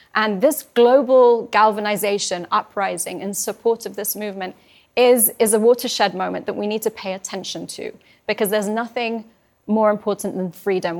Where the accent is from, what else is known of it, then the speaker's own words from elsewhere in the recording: London, United Kingdom; also born or lived in Iran; I was born in Iran twenty days when, uh, uh, after the revolution, my parents had to escape. They were, um, political refugees opposed the Islamic Republic. Um, and I grew up in London